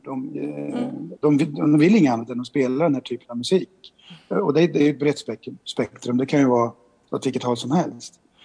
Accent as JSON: {"language": "Swedish", "country": "Sweden", "said": "vi som svenskar"}